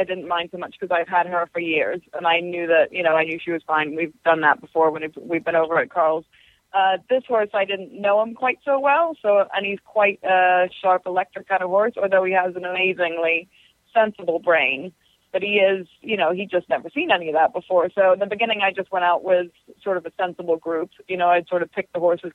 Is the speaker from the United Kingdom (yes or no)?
yes; England, United Kingdom; now in United States; I'm originally from England, so I sort of had that tie already to that area